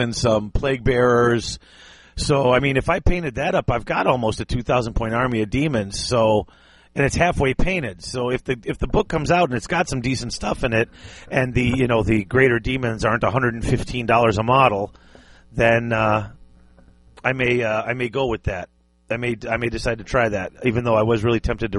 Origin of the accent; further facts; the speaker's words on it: United States; I am the ugly American.